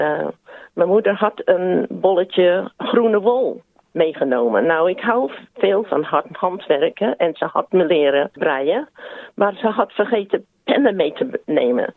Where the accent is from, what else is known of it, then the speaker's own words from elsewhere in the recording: South Australia, Australia; also born or lived in Netherlands; we hebben al die tijd in Zuid-Australië gewoond